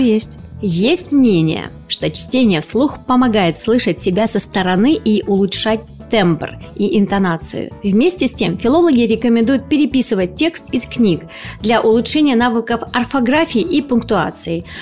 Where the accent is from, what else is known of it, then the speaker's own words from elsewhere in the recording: Krasnodar Krai, Russia; accent: southern; в нашем регионе, регионе кубанском, да, есть особый говор